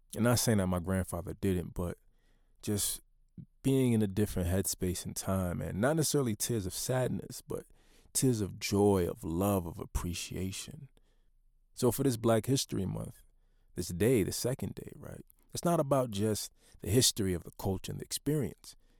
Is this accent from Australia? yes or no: no; United States; being a Haitian American, first generation born into the Black experience in, in the United States